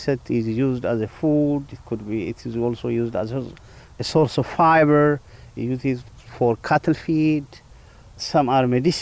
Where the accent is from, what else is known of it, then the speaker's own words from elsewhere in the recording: Ethiopia; I'm from Ethiopia.